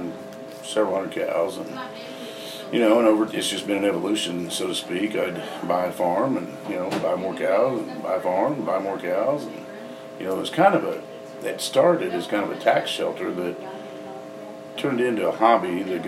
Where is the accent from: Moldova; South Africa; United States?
United States; Allen County, Kansas; also born or lived in Pittsburg, Kansas; I was born in Allen County and raised here, went to high school here